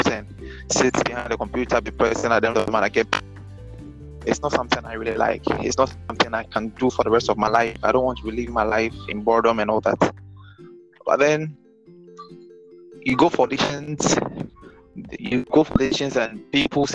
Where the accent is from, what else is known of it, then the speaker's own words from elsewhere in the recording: Accra, Greater Accra, Ghana; I grew up in Accra, and primary schooling was in Accra